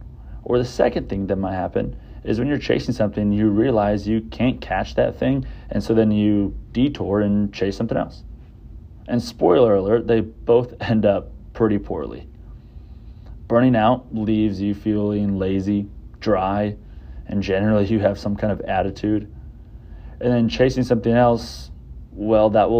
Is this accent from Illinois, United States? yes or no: no; Southlake, Texas, United States; I grew up in Southlake, about 40 minutes from here